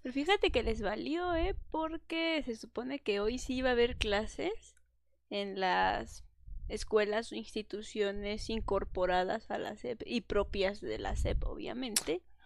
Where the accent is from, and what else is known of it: Mexico; born or raised there; moved away